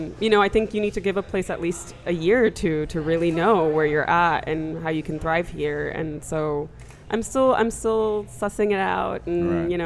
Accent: New York, United States; moved away as an adult; also born or lived in Shanghai; now in New Orleans, United States; I'm from New York, so returning to New York meant a lot of things.

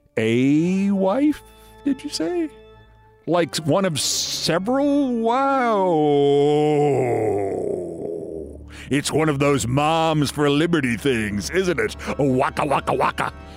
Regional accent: New York City, New York, United States; I grew up in that Yankee Stadium, and before then, I grew up in the Bronx

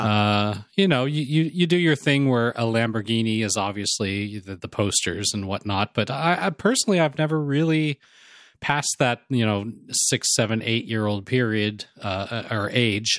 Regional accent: Los Angeles, California, United States; growing up in Los Angeles

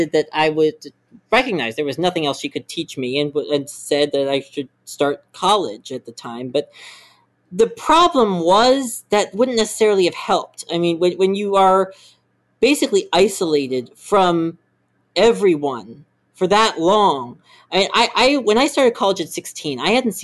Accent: Maryland, United States; I grew up in Maryland

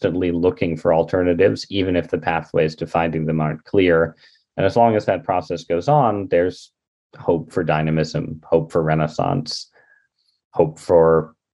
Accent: United States; I'm an American

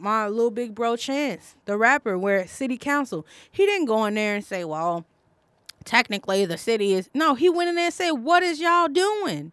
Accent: Chicago, Illinois, United States; I'm from Chicago

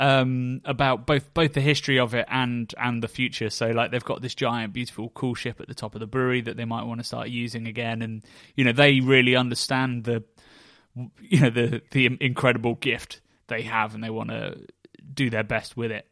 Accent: near Oxford, South East England, United Kingdom; Hook Norton where I grew up near Oxford

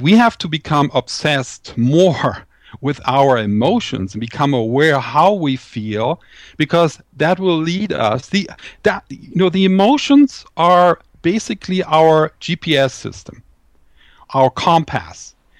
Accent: Düsseldorf, North Rhine-Westphalia, Germany; my hometown, uh, Düsseldorf in Germany

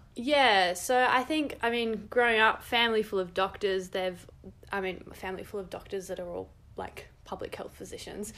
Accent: Adelaide, South Australia, Australia; moved away; also born or lived in Canberra; I'm from Adelaide originally

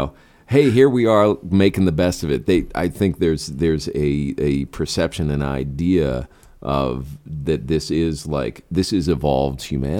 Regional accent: San Francisco, California, United States; moved away; my father and his family's from Northern California. I was born in San Francisco. I went to high school there.

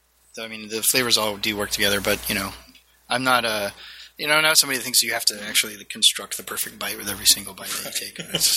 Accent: Texas, United States; I'm from Texas.

